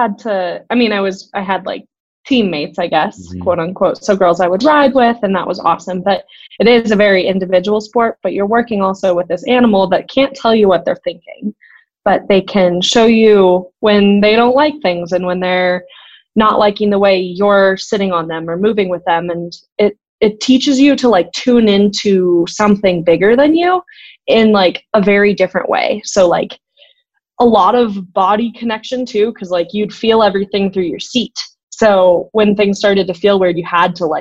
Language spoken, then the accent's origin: English; Boulder, Colorado, United States; I grew up in Boulder, Colorado, was born and raised there